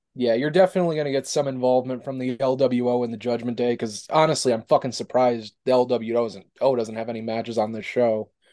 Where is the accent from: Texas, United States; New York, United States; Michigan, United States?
New York, United States; Albany; Albany, New York, my hometown, about a fifteen minute drive from me